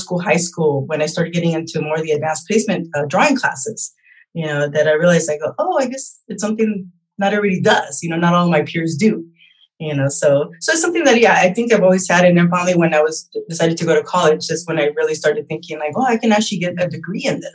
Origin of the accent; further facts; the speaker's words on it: Torrance, California, United States; I was born here in California, in Torrance, California.